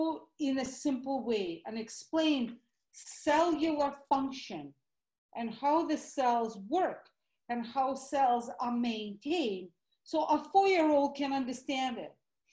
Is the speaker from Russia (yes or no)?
yes; Russia; accent: Russian; English is a second language; moved away as an adult; So obviously you can hear my Russian accent. So I am an implant from the former Soviet Union. My husband calls it CCCP. So I immigrated on the verge of 1990, basically Christmas of 1989.